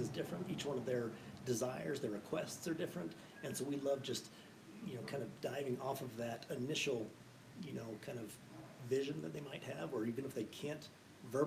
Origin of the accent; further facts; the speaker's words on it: Coeur d'Alene, Idaho, United States; moved away as an adult; I grew up in Idaho